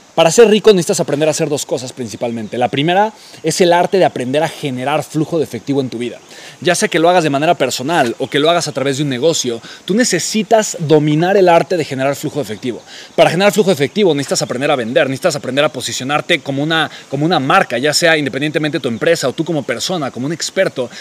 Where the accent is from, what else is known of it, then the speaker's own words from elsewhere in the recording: Mexico City, Mexico; la Ciudad de México, ¿no? La ciudad de donde yo soy originario